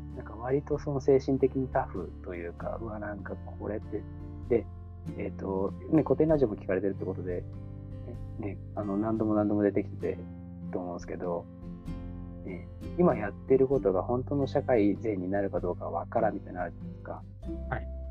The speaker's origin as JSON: {"language": "Japanese", "town": "Hamamatsu", "region": "Shizuoka", "country": "Japan", "tie": "born or raised there", "said": "自分はなんか西部、浜松市出身なので"}